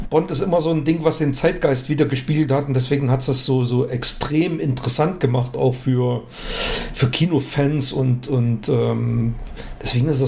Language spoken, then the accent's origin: German; East Germany, Germany; also ich bin ja in der DDR groß geworden